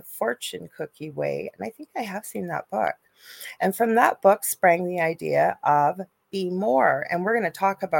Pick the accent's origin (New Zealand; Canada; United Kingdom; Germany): Canada; I am a Canadian spiritual medium